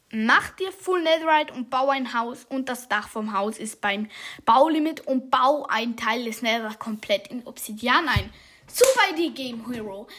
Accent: Switzerland; ich bin Schweizer

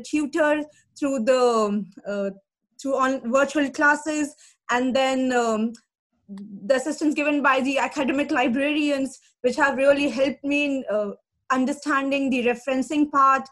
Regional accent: India; moved away as an adult; now in Northampton, United Kingdom; from India, and my background is I'm an engineering in electronics and communication

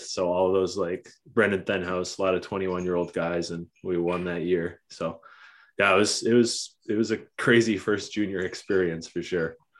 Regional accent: Oakville, Ontario, Canada; I grew up in Oakville

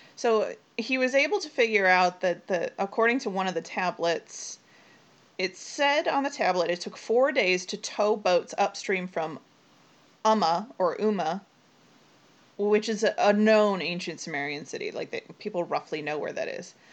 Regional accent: United States; I'm American

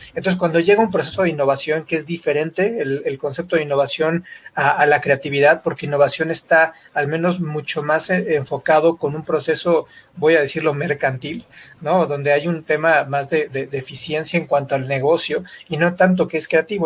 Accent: Mexico; de México

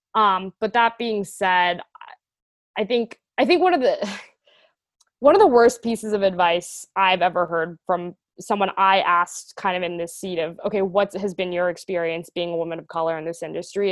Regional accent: Atlanta, Georgia, United States; moved away as an adult; also born or lived in Boston; I am originally from Atlanta, Georgia, uh, so Southern, born and raised

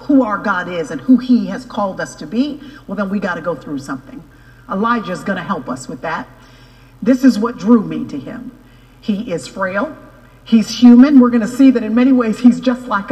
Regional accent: Dallas, Texas, United States; I was born and raised in Dallas

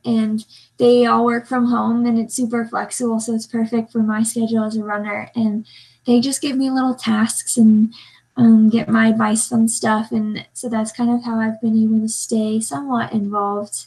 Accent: Salt Lake City, Utah, United States; I'm from Salt Lake

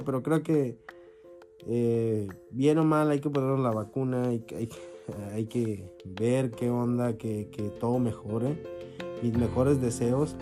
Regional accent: Mexico; como mexicanos

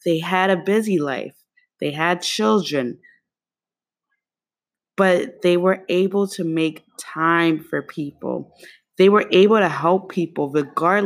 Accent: New York City, New York, United States; also born or lived in East Harlem, New York City; I'm from Kew Garden, Queens, and Harlem, East Harlem, where I now live, is very different from Kew Garden, Queens

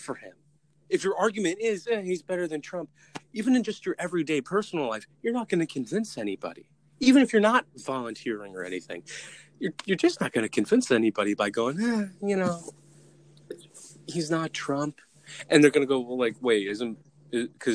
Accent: New Jersey, United States; I'm from New Jersey.

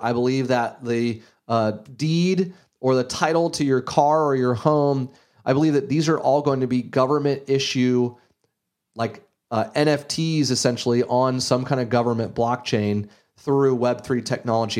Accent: Gainesville, Florida, United States; I grew up in Gainesville, Florida, an hour north of Ocala, Florida

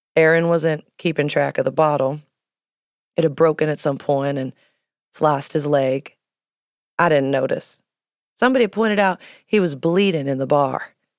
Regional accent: Miami, Florida, United States; I grew up in Miami

